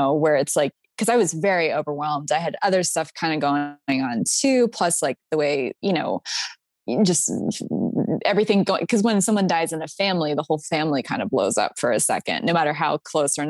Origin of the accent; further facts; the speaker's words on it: Pennsylvania, United States; moved away as an adult; also born or lived in Florida; I went to school in Florida and I'm from Pennsylvania